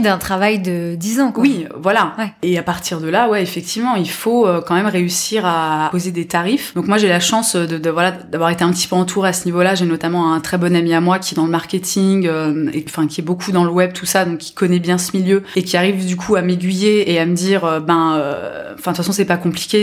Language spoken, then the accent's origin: French; near Nancy, Grand Est, France; j'ai grandi voilà près de Nancy mhm. mais dans une petite ville